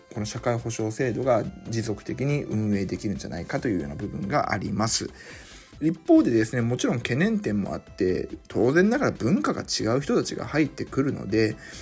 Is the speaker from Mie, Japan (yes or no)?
yes; Suzuka, Mie, Japan; 僕の地元の鈴鹿市